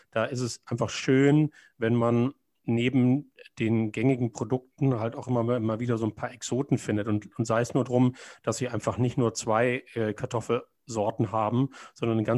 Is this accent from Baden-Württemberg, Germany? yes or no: yes; Konstanz, Baden-Württemberg, Germany; now in Hamburg, Germany; Äh, ich komme ja aus Konstanz, da gibt es die Marktstätte, also letztendlich der größte Platz in Konstanz, ist die Marktstätte.